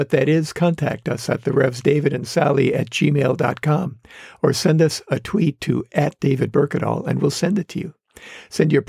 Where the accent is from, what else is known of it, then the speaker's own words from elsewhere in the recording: Wisconsin, United States; growing up in Wisconsin